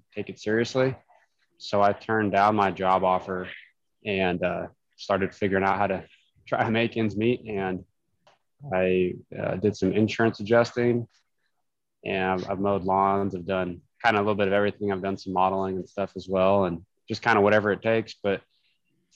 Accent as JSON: {"language": "English", "town": "Meeteetse", "region": "Wyoming", "country": "United States", "tie": "born or raised there", "said": "I grew up in Wyoming in a little town called Meteetse. It's about 30 miles south of Cody."}